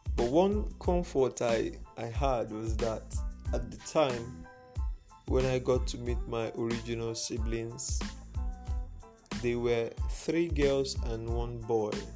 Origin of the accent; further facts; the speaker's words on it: Igbo, Igboland, Nigeria; first language Igbo; English is a second language; I was raised in a thorough Igbo speaking home, like that was the mode of communication. Speak Igbo.